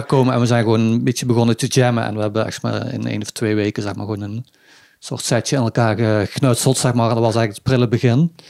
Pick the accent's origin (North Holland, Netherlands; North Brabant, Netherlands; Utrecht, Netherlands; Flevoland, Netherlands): North Brabant, Netherlands; Budel; now in Weert, Netherlands; Ik kom oorspronkelijk uit Budel